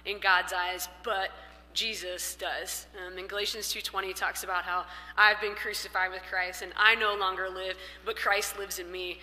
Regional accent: Missouri, United States; moved away as an adult; now in Colorado, United States; we're from Missouri and lived there for most of my life, besides college, essentially.

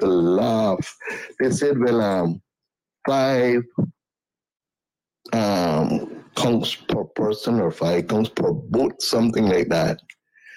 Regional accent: George Town, Cayman Islands; I grew up in Georgetown at Bartlemere Street.

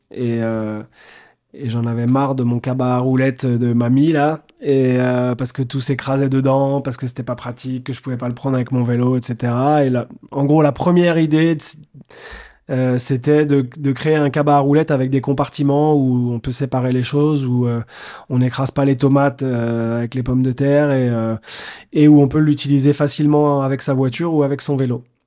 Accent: Nantes, Pays de la Loire, France; moved away; j'étais nantais à l'époque, parce que je suis né à Nantes

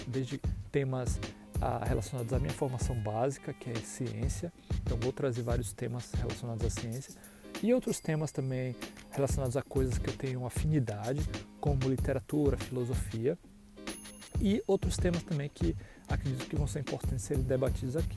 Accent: Ilhéus, Bahia, Brazil; moved away as an adult; also born or lived in São Paulo, Brazil; now in Madison, United States; nascido e criado na cidade de Ilhéus, Bahia, com muito orgulho, sou baiano.

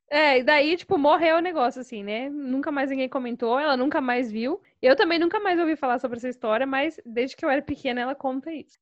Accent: Fartura, São Paulo, Brazil; accent: interior paulista (Fartura); also born or lived in Santo André, São Paulo; Eu sou, na verdade, eu sou de Santo André, na região metropolitana de São Paulo. Mas eu moro aqui no interior, né, em Fartura, desde os meus 12 anos, então praticamente como se eu fosse daqui já, né? Já peguei todos os costumes, o sotaque, então eu sou farturense também.

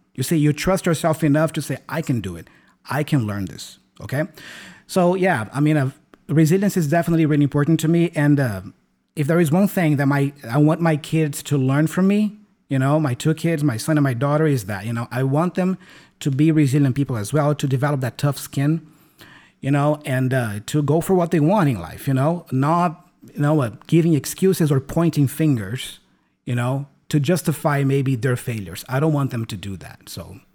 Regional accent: Brazil; English is a second language; I learned English in Brazil, here in my home country. I've never been abroad.

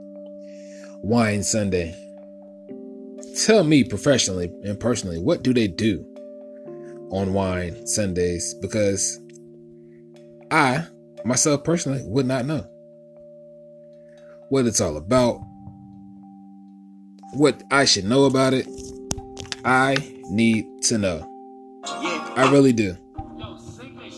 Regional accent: Winston-Salem, North Carolina, United States; my home, to my hometown, Winston-Salem

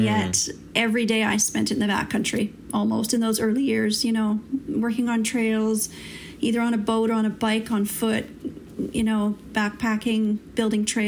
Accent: St. Catharines, Ontario, Canada; moved away as an adult; now in British Columbia, Canada; I'm originally from Ontario. and came from a town called St. Catharines in southern Ontario.

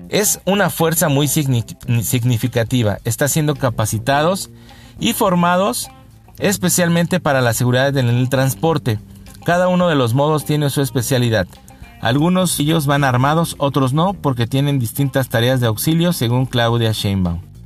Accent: Mexico City, Mexico; como buen chilanguense, como buen habitante de esta ciudad, de esta urbe

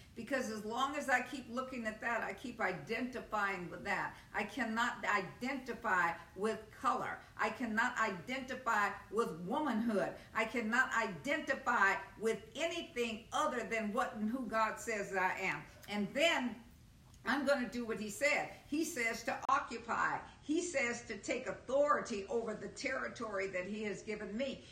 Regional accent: United States; I am an American. I'm a United States citizen.

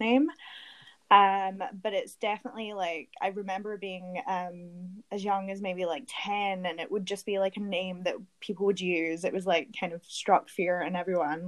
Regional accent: Glasgow, Scotland, United Kingdom; accent: Scottish; moved away as an adult; now in London, United Kingdom; my hometown, Glasgow.

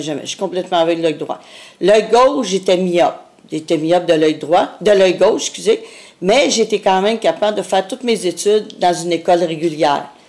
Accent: Montreal, Quebec, Canada; je suis venue au monde dans le centre-sud de Montréal

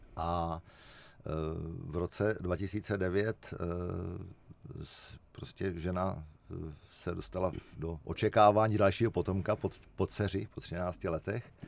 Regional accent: Czechia

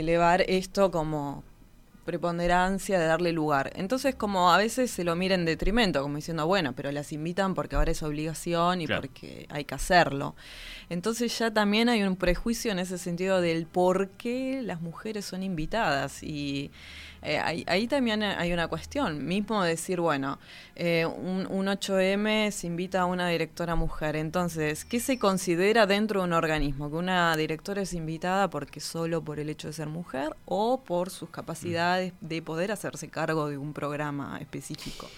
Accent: Río Gallegos, Santa Cruz, Argentina; Yo nací en la ciudad de Río Gallegos, en la provincia de Santa Cruz, al sur de Argentina, Patagonia hmm. pura

